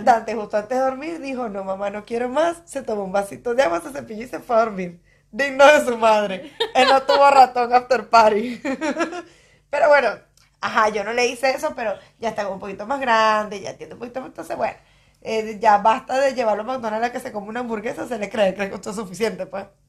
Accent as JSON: {"language": "Spanish", "town": "Barquisimeto", "region": "Lara", "country": "Venezuela", "tie": "born or raised there", "moved": "yes", "said": "en Barquisimeto, mi ciudad natal"}